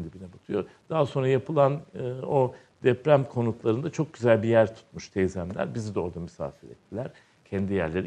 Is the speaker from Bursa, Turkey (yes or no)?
no; Istanbul, Turkey; also born or lived in Izmir; tarihsel yarımada doğduğum yer. E, avrat taşı dedikleri Arkadius sütununun hemen iki sokak ilerisinde Haseki'nin tam başlangıcında iki katlı bir ahşap evde dünyaya geliyorum.